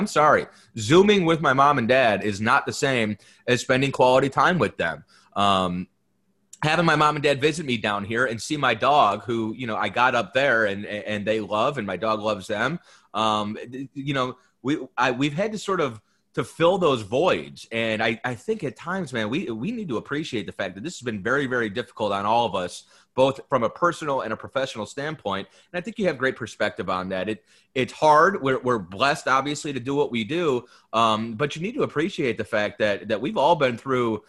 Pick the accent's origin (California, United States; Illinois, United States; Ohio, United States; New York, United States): Ohio, United States; Cleveland; moved away as an adult; also born or lived in Detroit, Michigan; now in Florida, United States; I'm originally from Cleveland, Ohio.